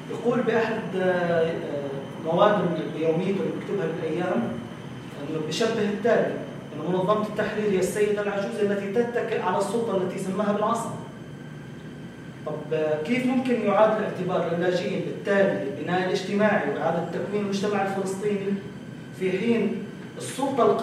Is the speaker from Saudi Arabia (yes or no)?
no; Palestine; فأنا بشعر أنه كفلسطيني